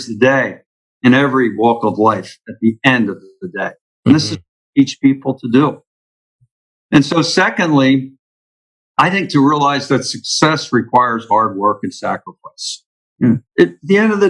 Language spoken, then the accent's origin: English; Philadelphia, Pennsylvania, United States; moved away as an adult; now in Florida, United States; we grew up in Philadelphia